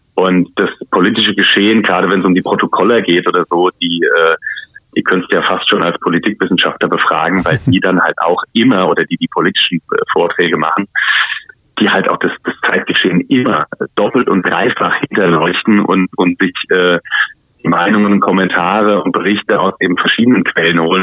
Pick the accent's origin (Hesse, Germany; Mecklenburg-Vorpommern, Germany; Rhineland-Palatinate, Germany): Rhineland-Palatinate, Germany; Mainz; bei uns in Mainz